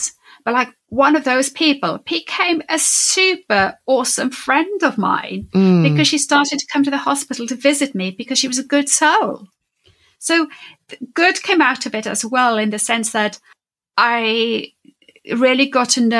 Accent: Wales, United Kingdom; I'm Welsh speaking, Welsh

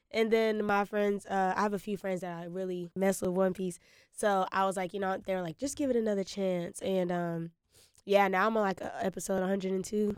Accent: Winston-Salem, North Carolina, United States; I'm from Winston-Salem, North Carolina

